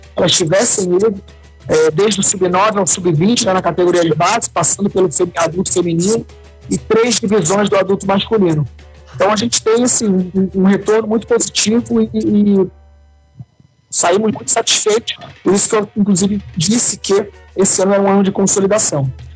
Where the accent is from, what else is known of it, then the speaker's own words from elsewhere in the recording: Rio Grande do Sul, Brazil; aqui no nosso estado